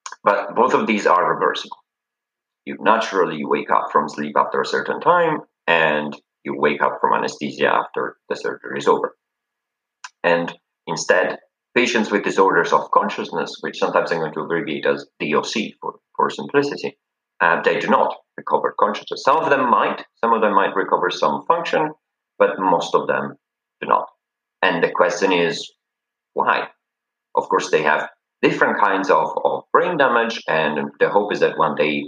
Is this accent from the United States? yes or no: no; Italy; moved away as an adult; now in Cambridge, United Kingdom; I'm from Italy